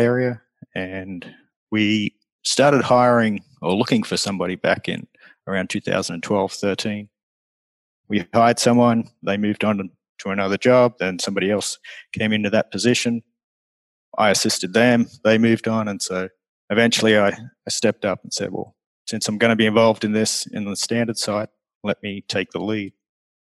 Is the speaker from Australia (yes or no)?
yes; Australia; moved away as an adult; now in Florida, United States; I came over here originally from Australia